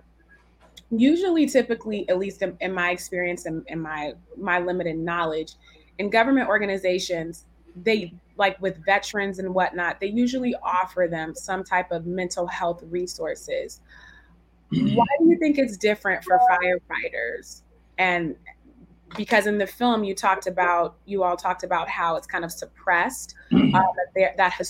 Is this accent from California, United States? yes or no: yes; San Francisco Bay Area, California, United States; now in Brooklyn, United States; I'm also from the San Francisco Bay Area